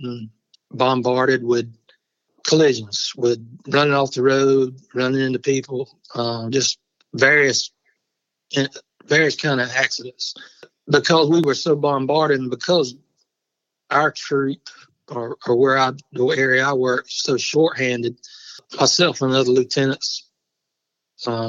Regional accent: Barnwell, South Carolina, United States; I grew up in Barnwell, which is where I am now.

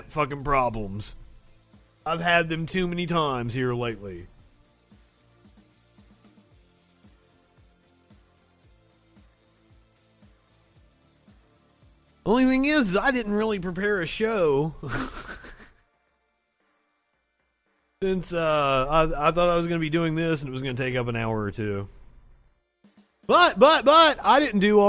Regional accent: Kentucky, United States; moved away; I'm originally from Kentucky

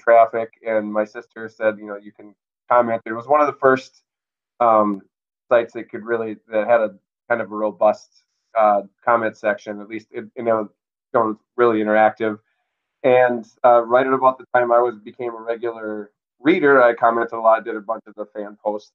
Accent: Minnesota, United States; born and raised in Minnesota

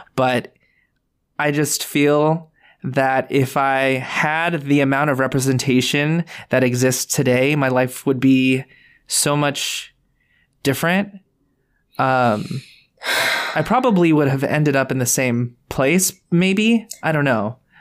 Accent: United States; Filipino Americans

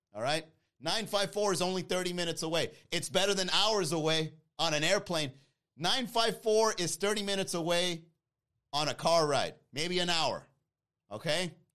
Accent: Miami, Florida, United States; also born or lived in New York; I came here when I was young, all right? I came here in the late eighties, all right? I was, like, four or five years old.

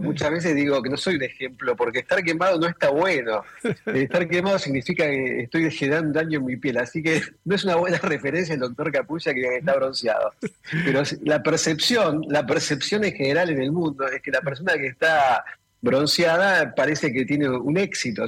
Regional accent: Argentina; aquí en Argentina

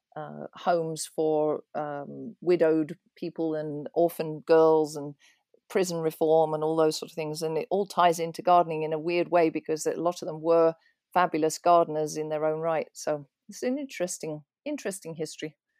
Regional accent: East Malling, South East England, United Kingdom; also born or lived in London; now in Pennsylvania, United States; I was born in London, in Islington, and grew up in a little village called East Malling in Kent, so that's southeast of London.

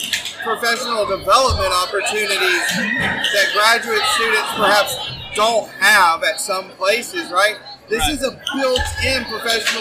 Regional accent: Birmingham, Alabama, United States; moved away; I grew up in Birmingham for 30 years. I was born and raised here

